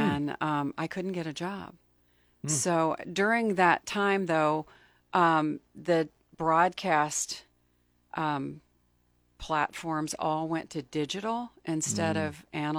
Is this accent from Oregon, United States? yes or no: no; Pine Bluff, Arkansas, United States; now in Lincoln, United States; I grew up in Arkansas in Pine Bluff, which is sort of a sad, dying town right now. It was a great place to grow up. Very diverse community, mm-hmm. very different from when I moved to Lincoln.